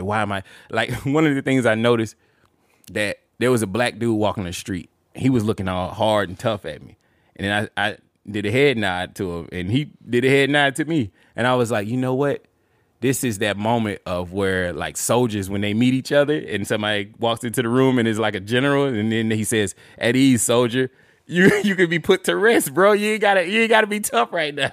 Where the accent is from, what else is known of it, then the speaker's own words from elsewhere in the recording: Montgomery, Alabama, United States; I was born and raised in Montgomery, Alabama